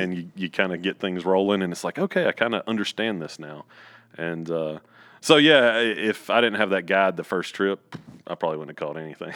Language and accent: English; central North Carolina, United States; I was born in Pinehurst, but I probably lived, like, fifteen, twenty minutes from Pinehurst.